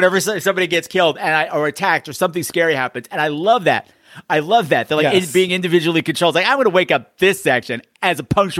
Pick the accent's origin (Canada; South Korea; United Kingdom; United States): Canada; And because I'm from Canada and this is how we talk.